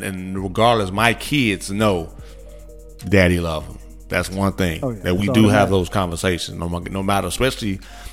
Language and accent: English; Midwest, United States; I'm born and raised in the Midwest